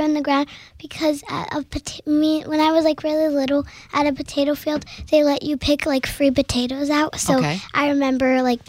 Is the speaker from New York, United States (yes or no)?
no; Idaho Falls, Idaho, United States